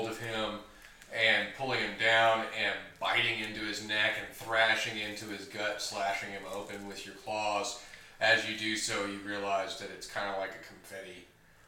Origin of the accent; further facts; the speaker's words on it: the South, United States; I'm from the South